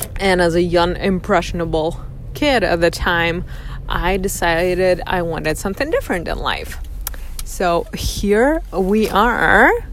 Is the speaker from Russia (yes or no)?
yes; Russia; moved away as an adult; also born or lived in northern Michigan, United States; now in United States; I was born and raised in Russia